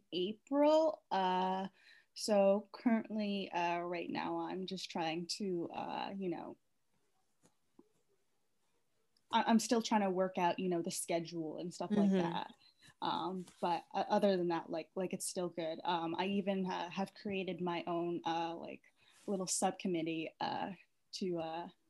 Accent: New Brunswick, Canada; now in Vancouver, Canada; I'm originally from New Brunswick, but I currently live in Vancouver

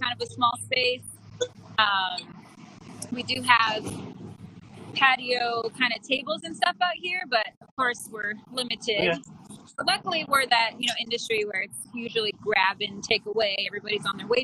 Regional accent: California, United States; moved away; also born or lived in Hawaii; Lived in Hawaii 9 years. I come from California

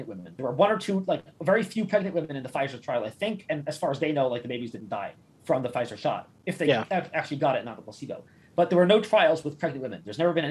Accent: New York City, New York, United States; moved away; I'm from Queens

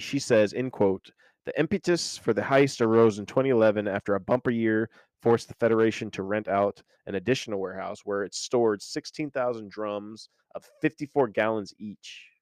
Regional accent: Oklahoma, United States; I grew up in Oklahoma

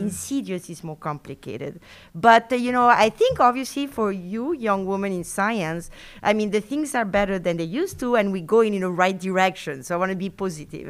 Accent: Argentina; first language Spanish; English is a second language; moved away as an adult; also born or lived in France; now in Madison, United States; I was born in Argentina from French parents. So I grew up in South America with French parents

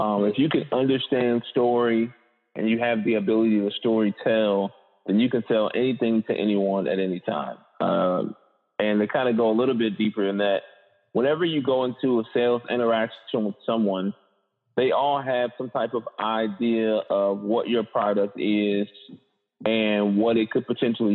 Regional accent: Indianapolis, Indiana, United States; born and raised in Indianapolis, Indiana

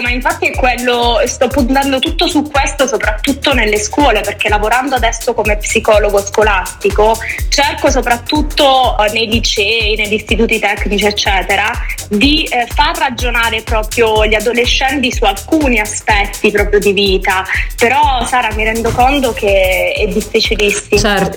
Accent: a small town in Calabria, Italy; moved away as an adult; dopo tredici anni in città non è facile tornare in un paesino di tre, quattro mila abitanti

